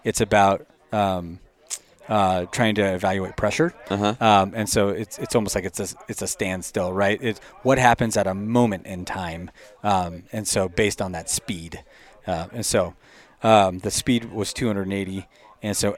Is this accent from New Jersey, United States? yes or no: no; Boise, Idaho, United States; I'm from Boise